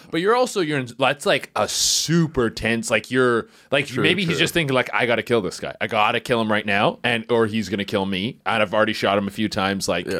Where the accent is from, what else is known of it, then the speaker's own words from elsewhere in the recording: Canada; I'm Canadian.